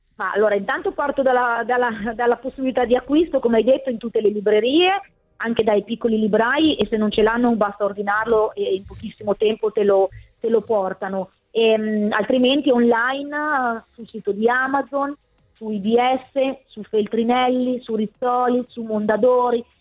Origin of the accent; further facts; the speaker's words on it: Bologna, Emilia-Romagna, Italy; da bolognese